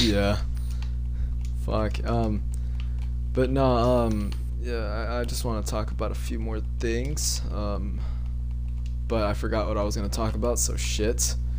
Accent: Texas, United States; born or raised there

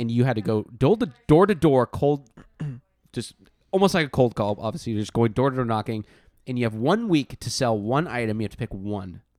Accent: Oregon, United States; we're from Oregon

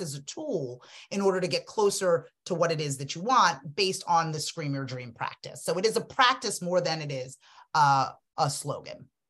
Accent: Freetown, Western Area, Sierra Leone; now in United States; I was born in Freetown, Sierra Leone, West Africa. Um, I'm an immigrant

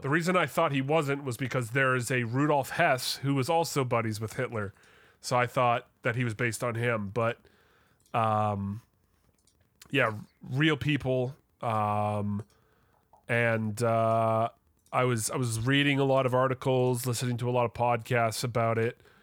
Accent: Vancouver, British Columbia, Canada; my, uh, my hometown football team

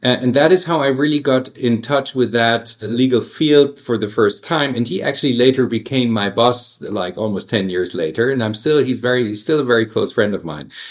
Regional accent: Stuttgart, Baden-Württemberg, Germany; also born or lived in United States; now in Hamburg, Germany; I grew up in Stuttgart, which is a uh, in, in, the Swabian area

